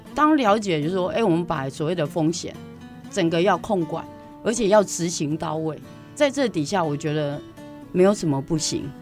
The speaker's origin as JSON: {"language": "Chinese", "region": "Taipei", "country": "Taiwan", "tie": "born or raised there", "moved": "as an adult", "said": "不是讲我在台北长大吗"}